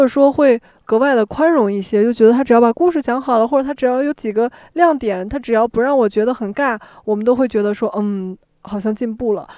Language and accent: Chinese; Xi'an, Shaanxi, China; moved away; 我的老家是个旅游城市